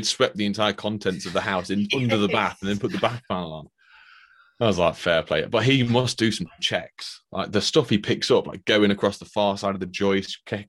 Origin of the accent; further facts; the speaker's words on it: Scotland, United Kingdom; I'm Scottish, then, sorry about that.